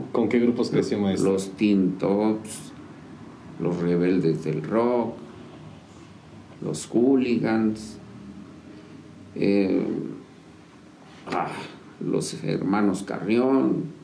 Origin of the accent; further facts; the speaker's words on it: San Juan del Río, Querétaro, Mexico; Yo nací aquí en San Juan del Río Querétaro, un 26 de diciembre.